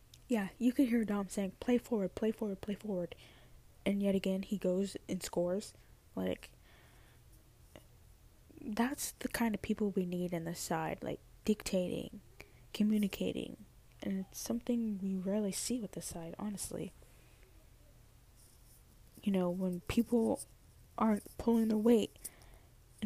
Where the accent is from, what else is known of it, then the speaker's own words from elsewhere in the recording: United States; accent: American; my little American accent.